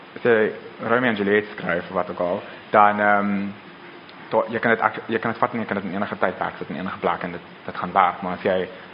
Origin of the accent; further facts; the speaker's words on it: Pretoria, Gauteng, South Africa; Ek kom van Pretoria af, so ek ken die stad baie goed